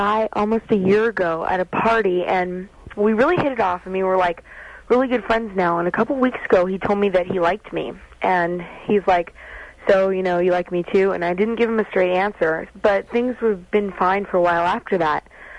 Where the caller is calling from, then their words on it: Culver City, California, United States; Culver City.